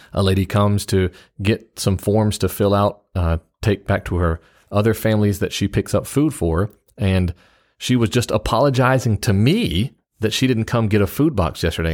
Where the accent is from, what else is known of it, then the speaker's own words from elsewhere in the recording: the South, United States; being a Southerner